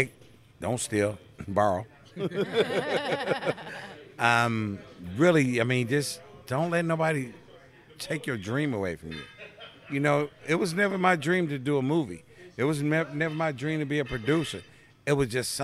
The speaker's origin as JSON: {"language": "English", "town": "Milwaukee", "region": "Wisconsin", "country": "United States", "tie": "born or raised there", "also_born_or_lived": "Los Angeles", "moved": "yes", "said": "I grew up in Milwaukee. I'm originally from Milwaukee, so I'm a Midwest kid."}